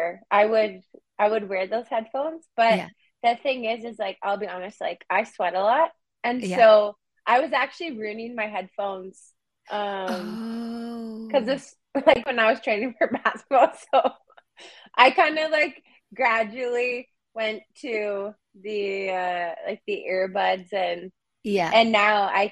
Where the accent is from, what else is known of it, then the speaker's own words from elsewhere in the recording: Prince Albert, Saskatchewan, Canada; now in Toronto, Canada; I'm originally from Prince Albert, Saskatchewan, so it's a small city kind of in the north. And so what's so funny is that when I was growing up, like going to the city meant going to Saskatoon